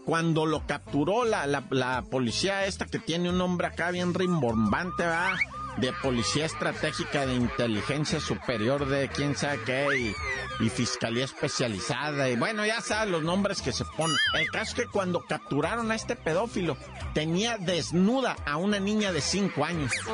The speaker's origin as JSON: {"language": "Spanish", "country": "Mexico", "said": "en México somos 80 millones de usuarios de WhatsApp"}